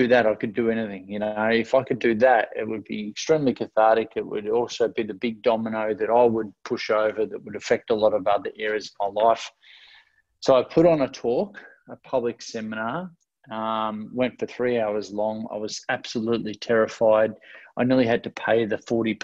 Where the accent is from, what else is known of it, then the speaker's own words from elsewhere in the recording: Ocean Grove, Victoria, Australia; also born or lived in Melbourne; I grew up in Ocean Grove, which is where I came back to after living in Melbourne, about an hour and a half out of Melbourne